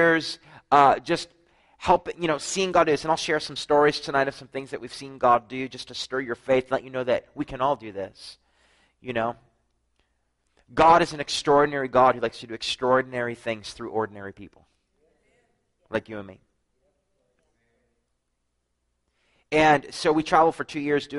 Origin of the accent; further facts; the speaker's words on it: New Brunswick, Canada; I'm from New Brunswick, Canada